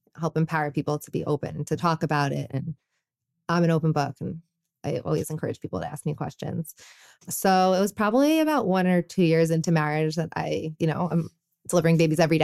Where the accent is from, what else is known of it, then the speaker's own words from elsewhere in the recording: New York City, New York, United States; I grew up in New York City